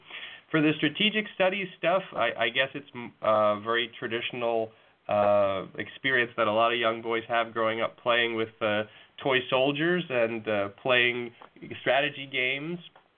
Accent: New York, United States; I grew up in New York

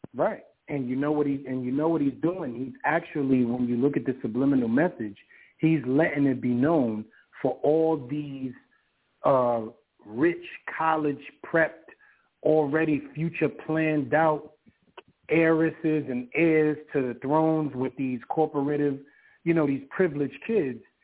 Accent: New York City, New York, United States; growing up in Harlem in the South Bronx

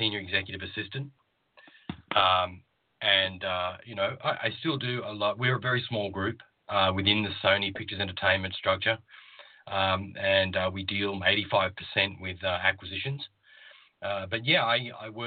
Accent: Australia; moved away as an adult; also born or lived in Queensland, Australia; now in United States; I'm originally from Australia, and grew up on the East Coast there, and spent a good deal of my childhood in regional Australia

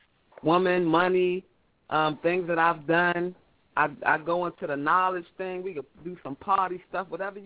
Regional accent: DMV, Washington metropolitan area, United States; I'm coming out the DMV

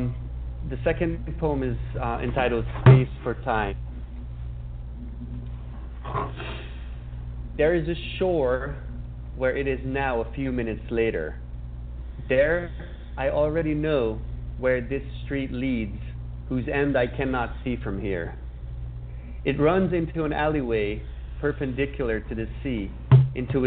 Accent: Budapest, Hungary; I was born and raised in Budapest

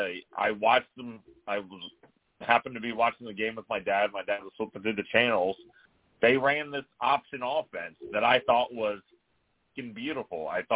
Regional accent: New York, United States; I'm from New York, and we're just the fucking best.

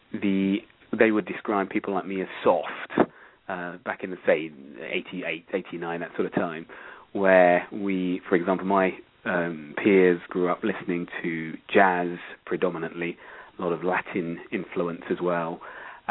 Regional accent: United Kingdom; growing up in the United Kingdom in the 1970s

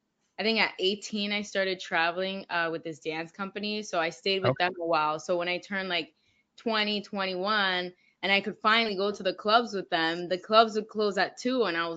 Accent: Miami, Florida, United States; also born or lived in Orlando; I was born and raised in Miami, Florida. So from the 305.

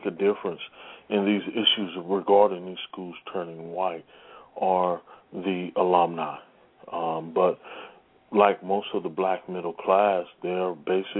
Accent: St. Louis, Missouri, United States; my hometown, St. Louis, Missouri

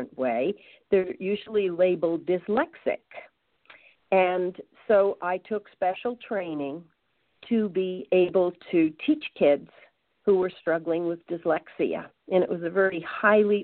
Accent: Long Island, New York, United States; moved away as an adult; now in St. Louis, United States; I grew up on Long Island

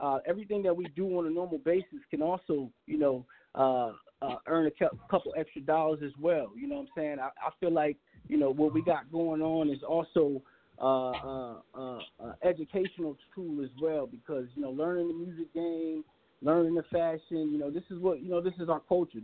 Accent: Charlotte, North Carolina, United States; I'm a representative of the Carolinas. I was raised in Charlotte. I grew up all over the Carolinas

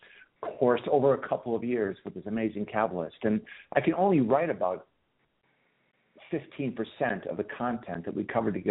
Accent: Chicago, Illinois, United States; moved away as an adult; also born or lived in Turkey; now in United Kingdom; I'm from Chicago

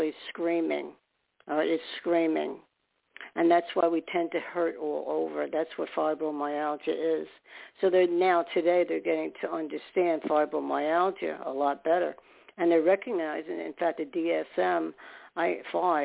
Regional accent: New York City, New York, United States; I'm a New Yorker

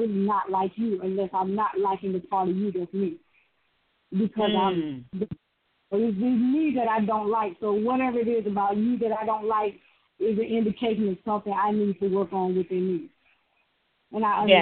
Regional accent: the Deep South, United States; Matter of fact, I'm from deeper south, I'm from the woods, the swamp, really.

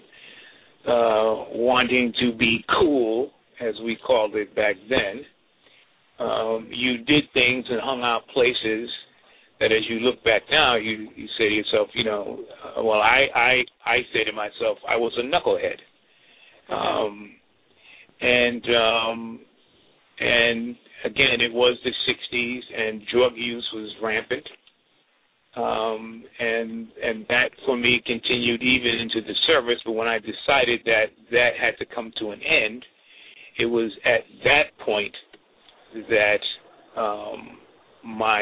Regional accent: New York City, New York, United States; also born or lived in St. Louis / Detroit; I'm from Brooklyn, grew up in Crown Heights

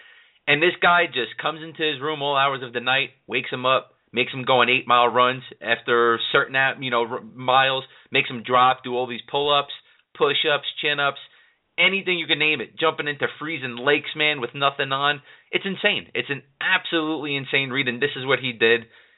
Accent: New York City, New York, United States; I'm a Queens guy.

